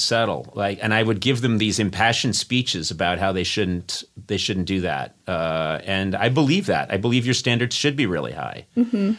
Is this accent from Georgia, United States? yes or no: no; Massachusetts, United States; I come from Massachusetts